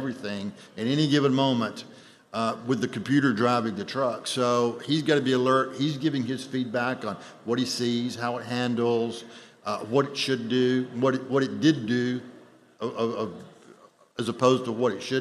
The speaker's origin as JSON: {"language": "English", "town": "Atlanta", "region": "Georgia", "country": "United States", "said": "I'm from Atlanta"}